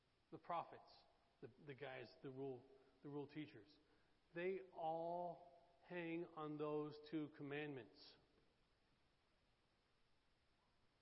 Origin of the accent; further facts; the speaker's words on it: Oklahoma, United States; now in Daytona Beach, United States; I'm from Oklahoma.